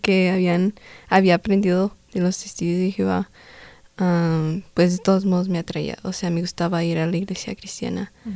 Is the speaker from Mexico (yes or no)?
no; Denver, Colorado, United States; soy aquí de Estados Unidos, de Denver, Colorado y mis papás son de origen mexicano